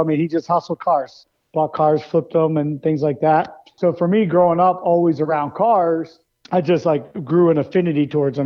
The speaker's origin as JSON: {"language": "English", "region": "Maryland", "country": "United States", "tie": "born or raised there", "said": "I grew up in Maryland"}